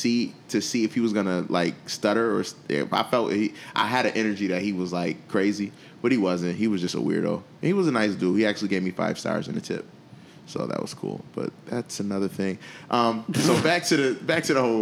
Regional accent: Buffalo, New York, United States; Buffalo, my hometown.

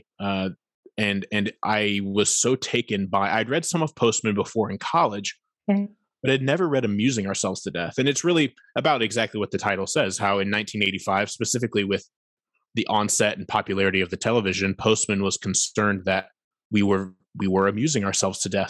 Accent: Fort Wayne, Indiana, United States; moved away as an adult; now in Nashville, United States; I'm originally from Northeast Indiana. From Fort Wayne is where I am from

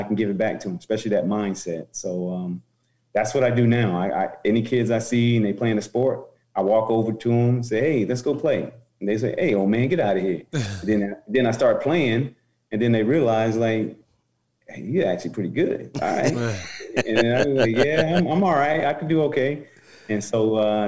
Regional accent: Roselle, New Jersey, United States; moved away; also born or lived in Newark, New Jersey / Nebraska; In Roselle, I was born in Newark, New Jersey. My mom and dad divorced and separated, moved us to Roselle

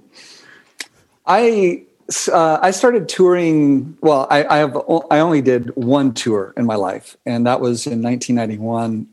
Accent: California, United States; I was from California. I mean, it's like written on my forehead

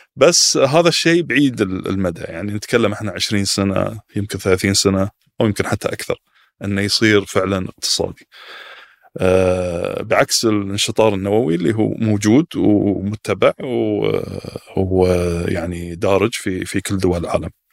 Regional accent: Qatar; عندنا في قطر

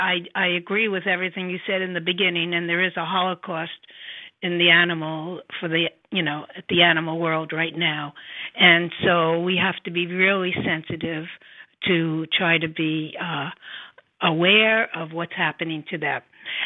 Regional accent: New York City, New York, United States; moved away as an adult; also born or lived in Woodstock, New York; I grew up in the Bronx, New York, and I graduated college, Hunter College, which is now called Lehman College, in the Bronx in 1969.

